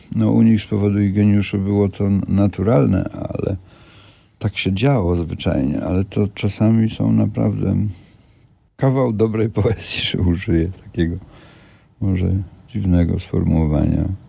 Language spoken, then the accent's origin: Polish; Kielce region, Świętokrzyskie Voivodeship, Poland; ja pochodzę z Kieleckiego